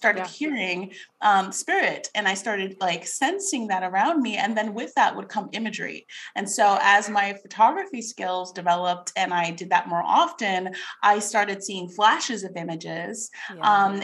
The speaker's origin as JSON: {"language": "English", "region": "New York", "country": "United States", "tie": "born or raised there", "also_born_or_lived": "Carlsbad, California", "moved": "as an adult", "lives_now": "Tulsa, United States", "said": "So I am a native New Yorker. And growing up in New York, I actually had kind of a traumatic childhood"}